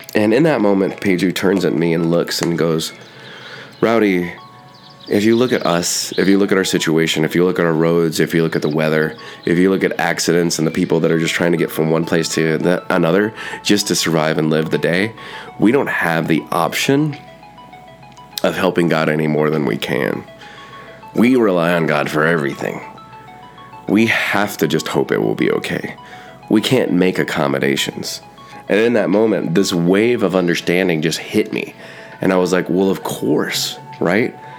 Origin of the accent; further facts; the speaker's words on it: United States